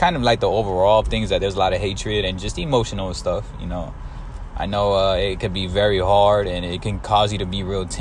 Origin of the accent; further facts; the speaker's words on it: San Antonio, Texas, United States; I'm from San Antonio, Texas